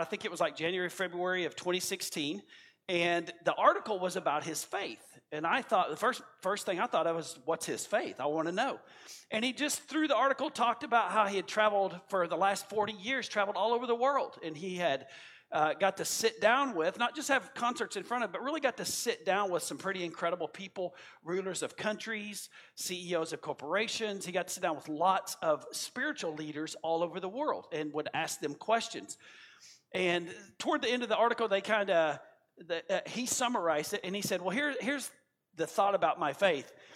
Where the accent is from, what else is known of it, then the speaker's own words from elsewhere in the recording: United States; as an American